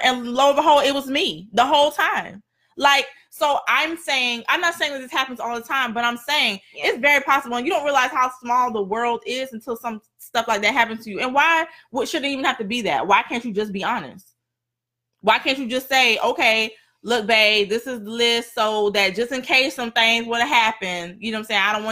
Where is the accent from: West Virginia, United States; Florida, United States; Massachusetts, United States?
Florida, United States; South; also born or lived in Virginia; I've lived in South Florida most of my life. I was born in Virginia